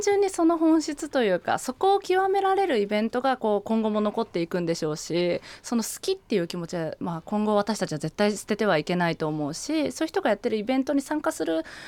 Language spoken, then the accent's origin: Japanese; Ichinomiya, Aichi, Japan; moved away as an adult; now in Tokyo, Japan; 愛知県の一宮市出身なんですけど